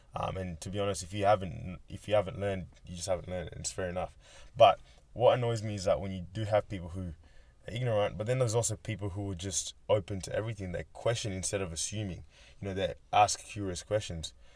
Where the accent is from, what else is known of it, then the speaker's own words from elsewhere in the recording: Australia; also born or lived in Kenya; I'm from Kenya originally, came here when I was seven. I've grown up pretty much as an Australian